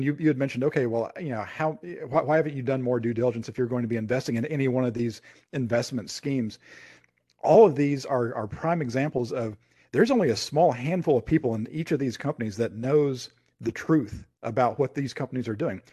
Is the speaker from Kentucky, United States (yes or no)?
yes; Lexington, Kentucky, United States; my hometown, Lexington, Kentucky